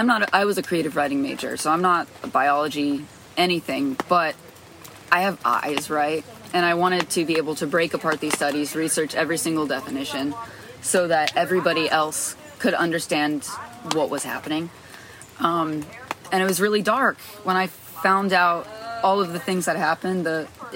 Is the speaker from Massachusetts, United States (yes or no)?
no; New Jersey, United States; It was sort of isolating. I had a twin sister.